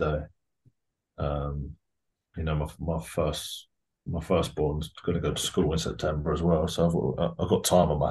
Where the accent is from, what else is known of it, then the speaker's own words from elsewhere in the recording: Bedford, East of England, United Kingdom; I grew up in Bedford.